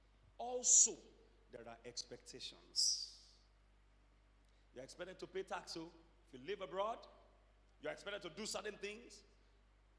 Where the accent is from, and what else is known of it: Nigeria